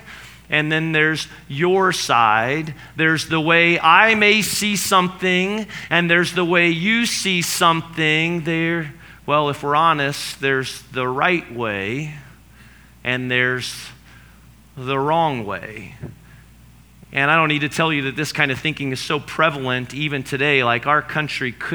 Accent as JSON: {"language": "English", "town": "Noblesville", "region": "Indiana", "country": "United States", "said": "I'm from Noblesville"}